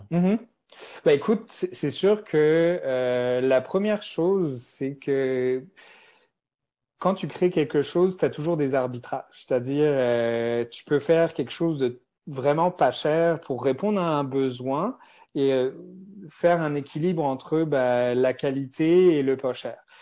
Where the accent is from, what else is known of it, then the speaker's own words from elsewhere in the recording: France; accent: French (from France); moved away as an adult; now in Montreal, Canada; j'ai un accent français. Donc moi, je suis, euh, je suis à Montréal depuis plus de 13 ans